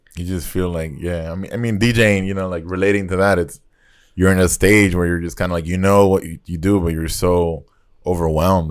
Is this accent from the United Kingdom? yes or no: no; Nicaragua; I grew up in Nicaragua